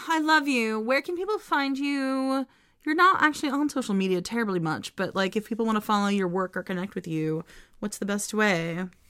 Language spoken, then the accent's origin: English; United States; as an American